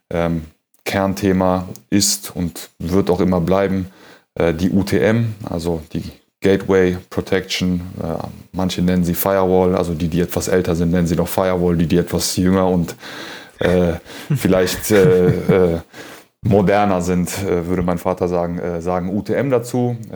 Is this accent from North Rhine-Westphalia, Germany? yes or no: yes; Cologne, North Rhine-Westphalia, Germany; ähm, Nationalität Kölner, ähm, geboren 81 in der Südstadt im Klösterchen, so wie meine Tochter dann äh, fast 35 Jahre später auch. Ähm, genau, die Wurzeln kommen aus dem Iran.